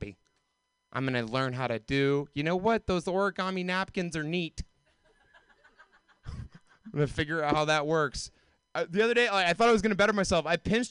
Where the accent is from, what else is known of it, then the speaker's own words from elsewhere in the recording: Georgia, United States; moved away; I grew up in the South. Like, I grew up in Georgia